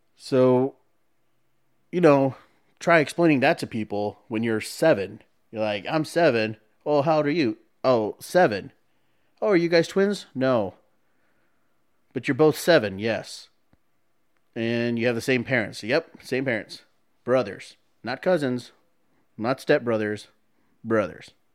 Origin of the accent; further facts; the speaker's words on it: San Antonio, Texas, United States; I was born in San Antonio.